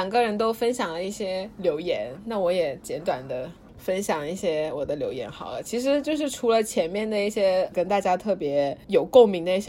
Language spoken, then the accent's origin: Chinese; Suzhou, Jiangsu, China; also born or lived in Guangdong, China; 但我出生在广东，但是后面我们家搬家到苏州了，所以我回国应该也是回苏州。